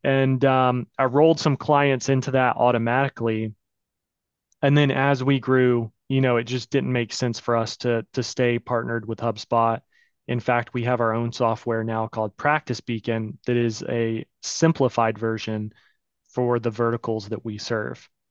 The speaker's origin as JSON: {"language": "English", "town": "Pensacola", "region": "Florida", "country": "United States", "also_born_or_lived": "New York", "said": "I moved back home. I'm from Pensacola, Florida"}